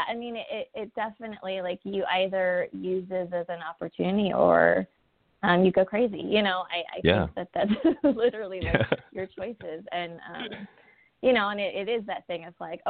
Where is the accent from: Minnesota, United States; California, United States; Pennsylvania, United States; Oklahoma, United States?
California, United States; Pasadena; I grew up and I was born and raised in Pasadena, the hard streets of Pasadena.